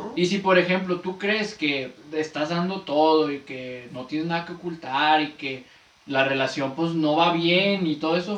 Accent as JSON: {"language": "Spanish", "town": "Ciudad Juárez", "region": "Chihuahua", "country": "Mexico", "said": "somos de Ciudad Juárez"}